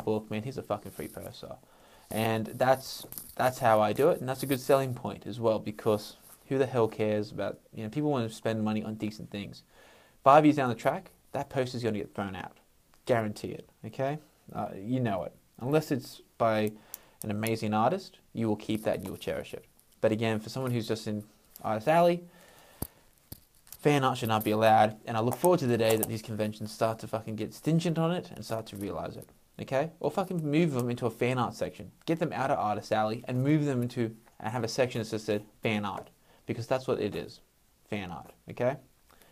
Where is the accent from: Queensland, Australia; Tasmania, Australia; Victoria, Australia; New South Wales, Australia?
New South Wales, Australia; Sydney; I'm from Sydney.